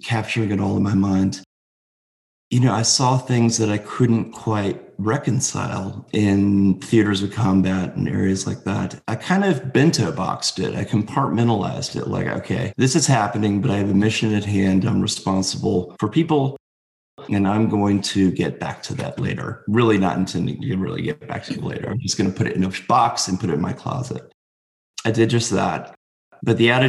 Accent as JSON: {"language": "English", "town": "Bethlehem", "region": "Connecticut", "country": "United States", "tie": "born or raised there", "said": "I grew up in Connecticut in a very small town called Bethlehem, Connecticut"}